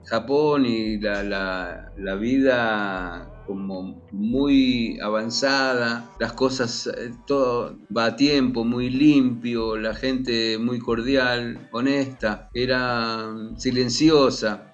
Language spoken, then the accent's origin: Spanish; Argentina; los argentinos en Israel